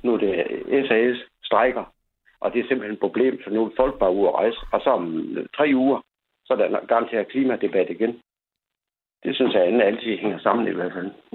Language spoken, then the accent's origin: Danish; North Jutland, North Denmark Region, Denmark; Vi kommer fra Nordjylland